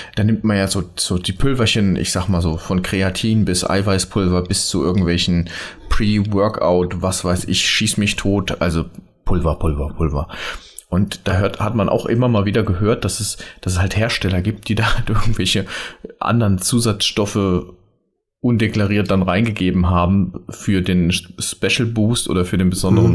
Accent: Rhineland-Palatinate, Germany; also born or lived in Mainz; ich bin ja Pfälzer

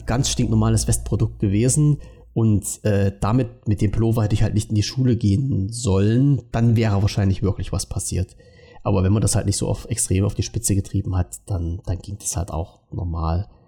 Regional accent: East Germany, Germany; mein Leben in der DDR doch war und dass ich als Ossi doch eigentlich ein armes Schwein bin

